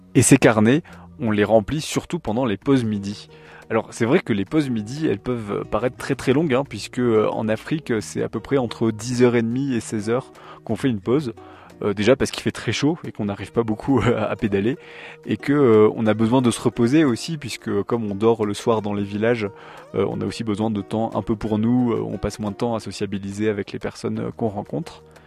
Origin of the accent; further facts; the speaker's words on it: France; en tant que Français